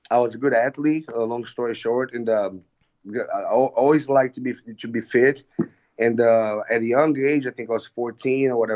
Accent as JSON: {"language": "English", "town": "Fortaleza", "region": "Ceará", "country": "Brazil", "tie": "born or raised there", "said": "Fortaleza, Brazil. Fortaleza."}